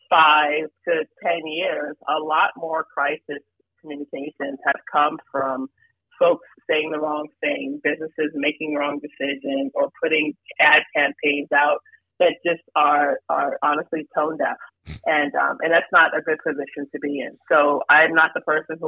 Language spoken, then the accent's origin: English; New York City, New York, United States; I lived, grew up, born and raised in New York, Brooklyn, New York